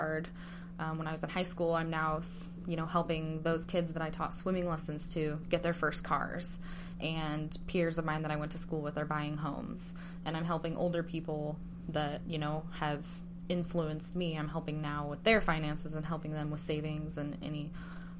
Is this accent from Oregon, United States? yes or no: yes; Clatskanie, Oregon, United States; I grew up in Clatskanie